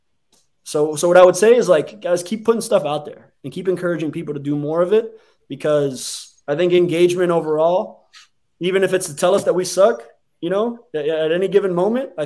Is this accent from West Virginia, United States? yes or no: no; Hialeah, Florida, United States; I was born in Hialeah Hospital